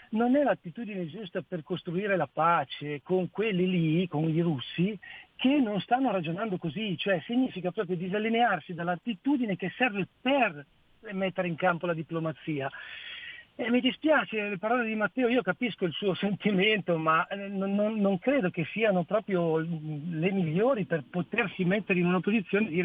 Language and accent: Italian; Peschiera Borromeo, Lombardy, Italy; Adesso in questo momento sono a Mantova per lavoro, ma io sono di Peschiera Borromeo.